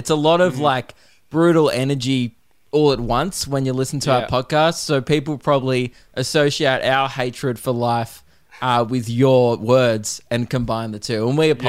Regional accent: Melbourne, Victoria, Australia; I'm from Melbourne

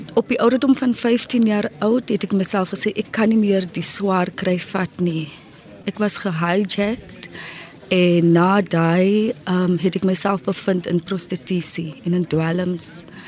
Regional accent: Cape Town, Western Cape, South Africa; So ek kom van die Cape Flats af

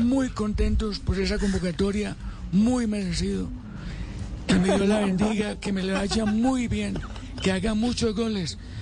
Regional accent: Manizales, Caldas, Colombia; mi tierrita? ¿Por qué en Manizales

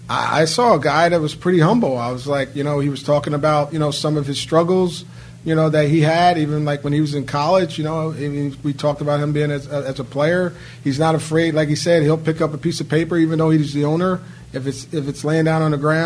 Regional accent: Northeast, United States; I'm from the Northeast.

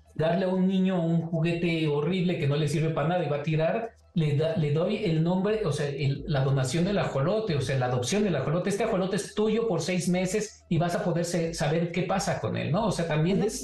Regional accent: Mexico; es parte de nuestra identidad como mexicanos

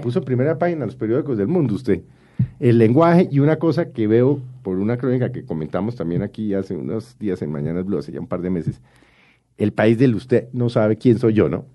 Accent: Colombia

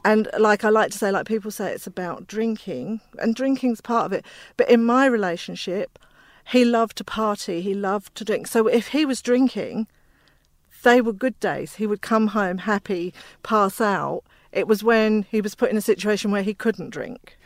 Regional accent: England, United Kingdom; also born or lived in Inner West, Sydney; now in Australia; I'm from England.

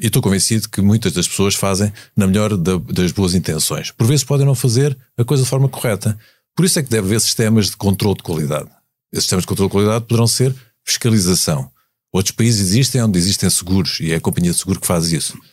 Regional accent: Algarve, Portugal; eu sou algarvio, portanto conheço mais ou menos a, a, a, o que se lá faz

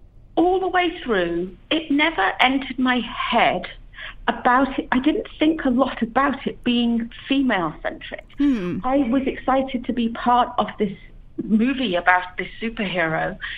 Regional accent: United Kingdom; accent: British; now in Los Angeles, United States; Yeah, I do. I live in Los Angeles. I've been here for about 14 years, and I can't lose my accent.

